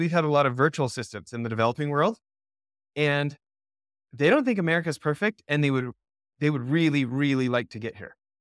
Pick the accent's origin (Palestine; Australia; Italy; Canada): Canada; moved away as an adult; now in United States; I grew up in Canada for ninety-nine percent of the first eighteen years of my life